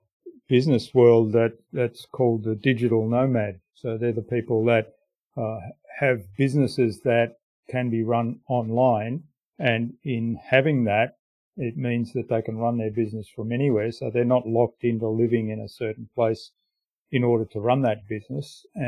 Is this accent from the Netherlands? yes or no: no; Germany; now in Australia; I mean, I'm a migrant from Germany to Australia.